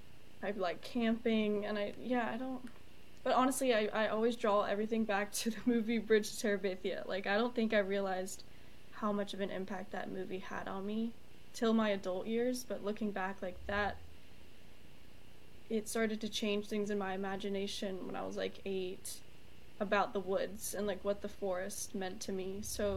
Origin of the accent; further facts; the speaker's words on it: Charlotte, North Carolina, United States; Charlotte, North Carolina.